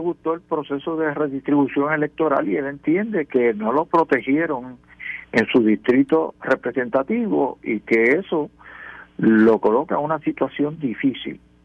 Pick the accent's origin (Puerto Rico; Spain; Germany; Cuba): Puerto Rico; San Lorenzo; en mi pueblo en San Lorenzo, montaña